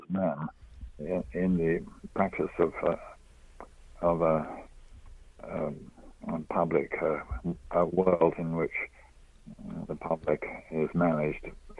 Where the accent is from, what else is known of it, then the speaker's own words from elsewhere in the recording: England, United Kingdom; now in United States; I am originally English